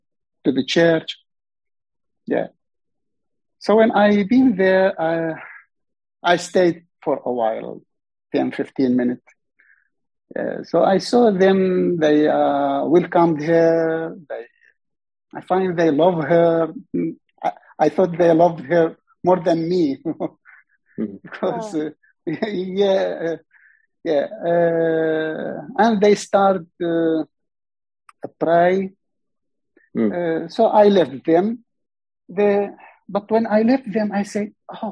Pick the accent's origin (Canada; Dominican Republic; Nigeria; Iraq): Iraq; English is a second language; moved away as an adult; now in Australia; I am from Iraq